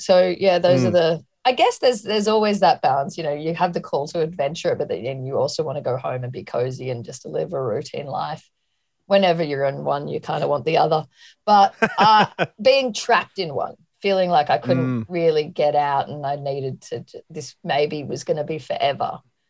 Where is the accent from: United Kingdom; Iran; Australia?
Australia; I wanted to get out of Australia because I felt like all I was